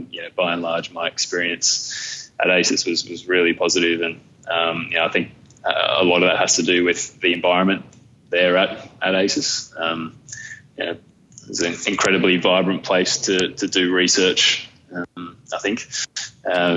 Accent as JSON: {"language": "English", "town": "Camden", "region": "New South Wales", "country": "Australia", "tie": "born or raised there", "said": "I grew up in Camden, so 45 minutes up the hill. Still live in Camden."}